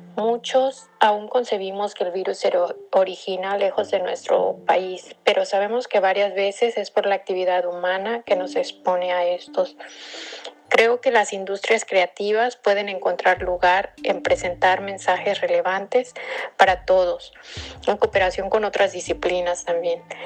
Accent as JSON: {"language": "Spanish", "town": "Acapulco", "region": "Guerrero", "country": "Mexico", "tie": "born or raised there", "moved": "yes", "lives_now": "San Francisco, United States", "said": "Nací y crecí en Acapulco Guerrero, pero vivo en San Francisco, California"}